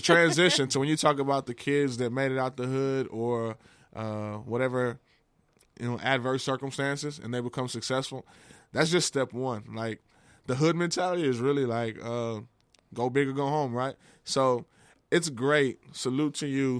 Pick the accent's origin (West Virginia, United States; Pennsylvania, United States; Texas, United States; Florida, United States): Texas, United States; I grew up in Texas.